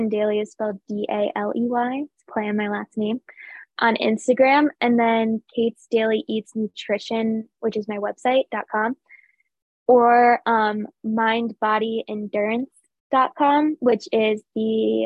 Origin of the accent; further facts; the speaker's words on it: Connecticut, United States; I'm from Connecticut